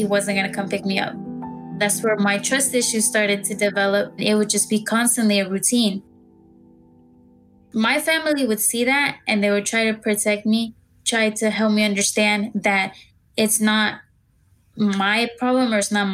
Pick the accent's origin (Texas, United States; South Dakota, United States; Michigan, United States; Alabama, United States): Texas, United States; Dallas; I'm from Dallas, Texas